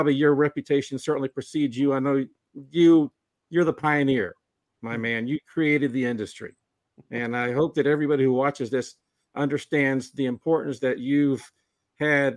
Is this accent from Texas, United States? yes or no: yes; Tyler, Texas, United States; I'm from Tyler.